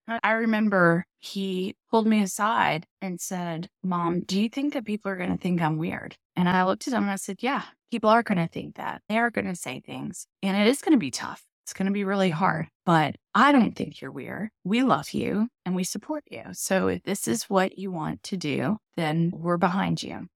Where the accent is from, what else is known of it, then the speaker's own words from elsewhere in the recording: Tennessee, United States; moved away as an adult; also born or lived in New York City / Bronxville, New York; now in Charleston, United States; I grew up in Tennessee